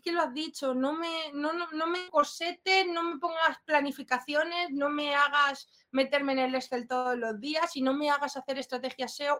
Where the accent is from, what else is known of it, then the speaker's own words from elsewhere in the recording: Spain; now in Madrid, Spain; Yo vengo de un pueblo, raíces eh, rurales